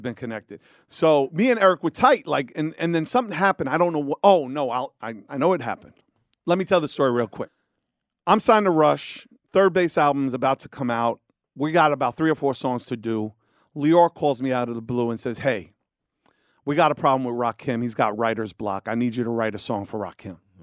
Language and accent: English; New York, United States; I'm from New York